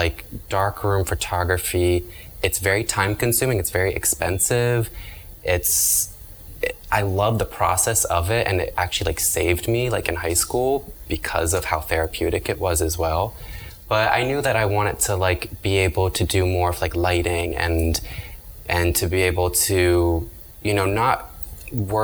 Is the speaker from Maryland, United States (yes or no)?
yes; Annapolis, Maryland, United States; moved away as an adult; also born or lived in Savannah, Georgia; now in Miami, United States; I left my hometown of Annapolis, Maryland